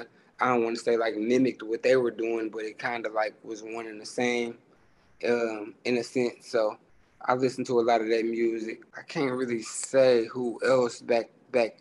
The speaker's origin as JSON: {"language": "English", "town": "Inkster", "region": "Michigan", "country": "United States", "tie": "born or raised there", "said": "I'm from Inkster. It's like 15, 20 minutes outside of Detroit. It's like a real small town. It's just like Detroit. 3-4 different parts of it. I grew up and was raised out there by my mama mostly"}